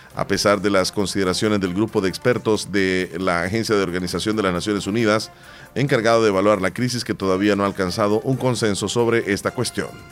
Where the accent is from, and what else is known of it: El Salvador